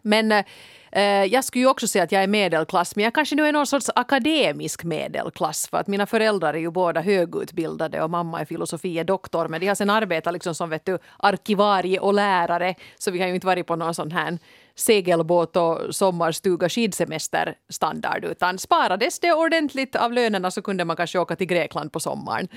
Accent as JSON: {"language": "Swedish", "town": "Helsinki", "region": "Uusimaa", "country": "Finland", "tie": "born or raised there", "said": "jag kommer från en sån där väldigt prydlig Helsingfors förort som heter Kårböle. Inte så jättegangsta"}